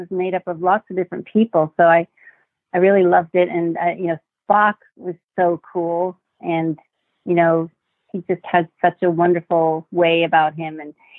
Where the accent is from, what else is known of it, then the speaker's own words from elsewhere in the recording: Worthington, Ohio, United States; moved away as an adult; also born or lived in Marquette, Michigan / Wisconsin / Palatine, Illinois / New York City; now in Los Angeles, United States; Actually, before that, we moved to Wisconsin, and then we eventually moved to Ohio. So I grew up from the age of 10 in Worthington, Ohio, outside of Columbus, which was a really lovely place to grow up.